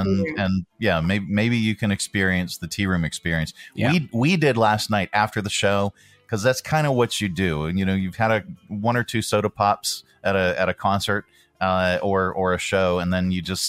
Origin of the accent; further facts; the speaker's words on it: Johnstown, Pennsylvania, United States; moved away; we were talking about both coming from the Pittsburgh area. I was born in Johnstown.